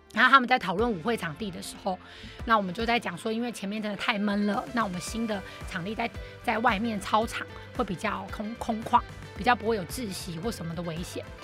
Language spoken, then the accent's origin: Chinese; Taipei, Taiwan; also born or lived in Kaohsiung; 所以我那时候一去，大家都会觉得啊，你是天龙国的人。但是其实我也是有在高雄长大